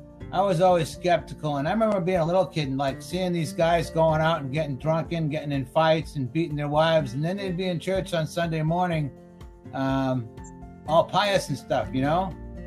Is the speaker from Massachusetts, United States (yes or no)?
yes; Boston, Massachusetts, United States; I grew up in Boston, in Dorchester, or as we like to say, Dorchester